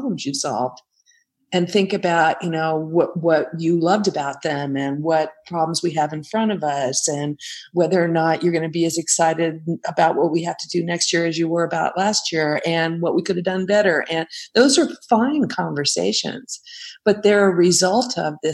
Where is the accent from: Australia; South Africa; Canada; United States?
United States; Silicon Valley, California; I grew up out here in the Silicon Valley, surrounded by software engineers